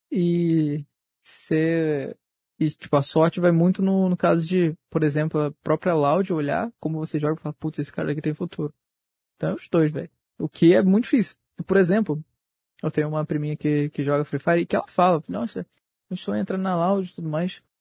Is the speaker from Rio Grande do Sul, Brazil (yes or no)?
no; Rio de Janeiro, Brazil; sou do Rio de Janeiro, pô.